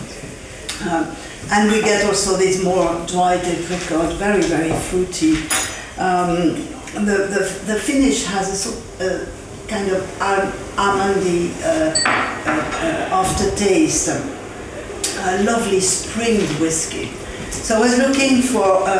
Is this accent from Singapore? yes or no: no; France; I'm French